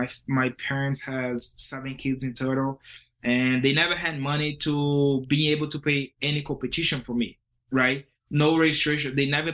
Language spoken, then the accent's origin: English; Fortaleza, Ceará, Brazil; English is a second language; moved away as an adult; now in United States; I started a super project in Fortaleza, Brazil. It's my hometown.